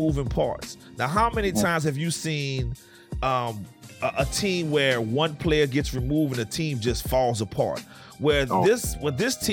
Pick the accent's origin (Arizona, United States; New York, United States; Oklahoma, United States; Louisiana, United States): Louisiana, United States; New Orleans; moved away; I'm originally from New Orleans